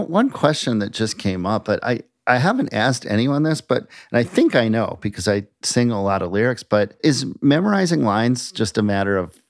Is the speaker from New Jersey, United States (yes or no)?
no; Minneapolis, Minnesota, United States; I grew up in Minneapolis